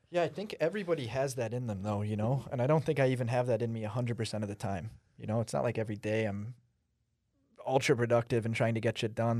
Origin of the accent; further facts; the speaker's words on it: United States; I came here when I was like 5 or 6 and I'm an American citizen